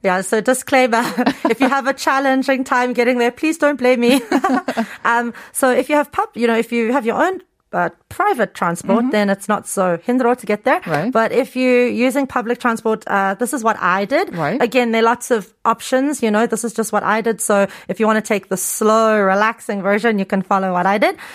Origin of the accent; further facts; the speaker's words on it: Cape Town, Western Cape, South Africa; moved away as an adult; also born or lived in Incheon, South Korea; now in South Korea; I'm from Cape Town